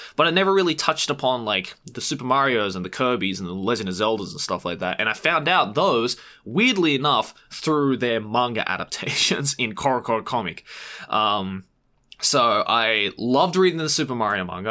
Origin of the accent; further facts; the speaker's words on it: Sydney, New South Wales, Australia; now in Japan; Japanese Australian kid from Sydney